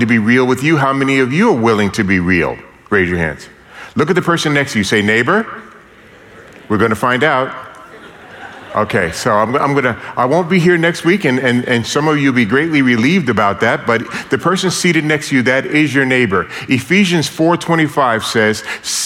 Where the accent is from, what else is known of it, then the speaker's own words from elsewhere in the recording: New York City, New York, United States; born and raised in New York City, I grew up in a very dysfunctional family.